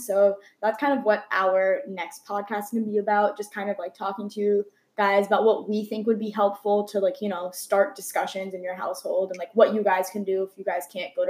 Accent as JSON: {"language": "English", "region": "North India", "country": "India", "said": "we can speak on the fact that, like, because I'm North Indian, because you're South Indian, we've grown up in similar yet different ways."}